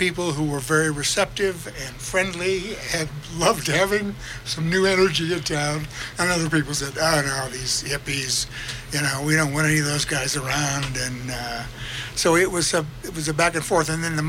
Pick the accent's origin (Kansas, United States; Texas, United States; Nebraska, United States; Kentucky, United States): Nebraska, United States; Lincoln; moved away as an adult; also born or lived in Greeley, Colorado; now in Telluride, United States; I grew up in Nebraska